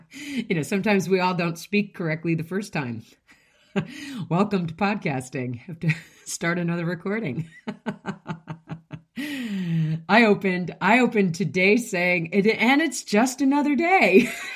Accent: United States; I'm an American and I speak English

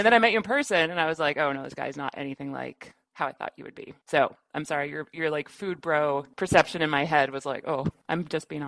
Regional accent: Midwest, United States; I'm from the Midwest

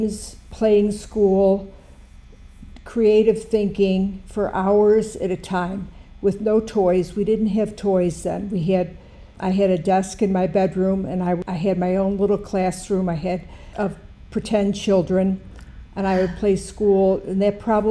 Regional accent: Buffalo, New York, United States; I'm from Buffalo, New York

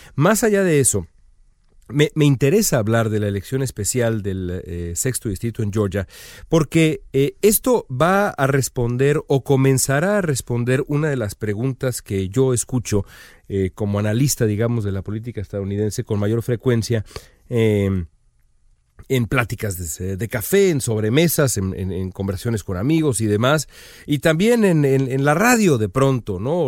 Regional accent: Mexico; now in United States; para todos nosotros como aficionados mexicanos al fútbol

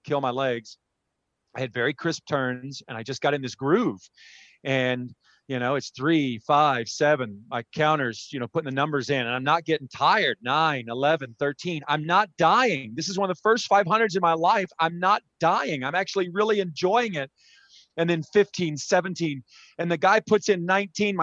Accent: San Antonio, Texas, United States; San Antonio, my hometown

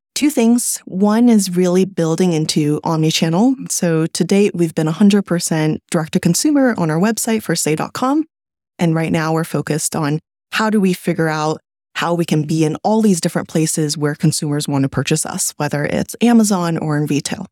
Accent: California, United States; also born or lived in China; I was born in China, but I grew up in California

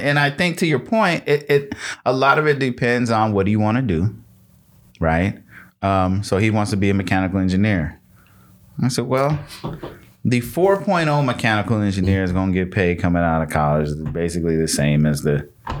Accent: Michigan, United States; So I'm from Michigan. I was born in Michigan. And so I have people in Michigan still.

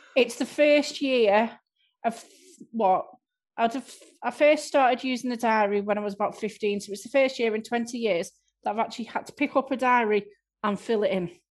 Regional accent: Southport, North West England, United Kingdom; I'm from Southport

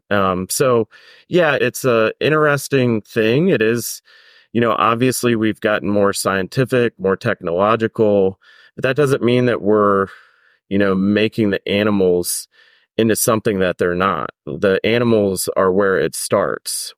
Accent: Maryland, United States; I grew up in Maryland

